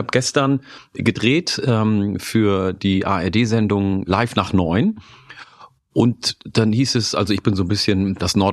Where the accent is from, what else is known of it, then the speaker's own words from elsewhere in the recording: Oromia, Ethiopia; now in Germany; in meiner Heimat, äh, in meiner ursprünglichen Heimat in Oromia, isst man nämlich auch Grünkohl.